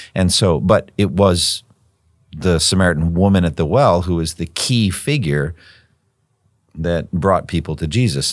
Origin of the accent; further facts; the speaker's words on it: Massachusetts, United States; My home state is the state of Massachusetts